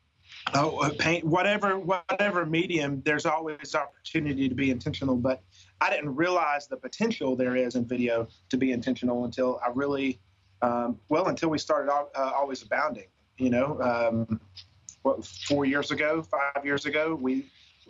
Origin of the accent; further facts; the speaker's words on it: Rutherford County, Middle Tennessee, United States; We grew up in Rutherford County